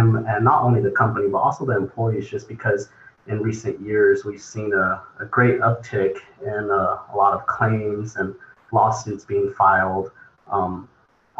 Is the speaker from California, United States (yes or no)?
yes; Fresno, California, United States; Grew up, was raised here in the Central Valley, born and raised in Fresno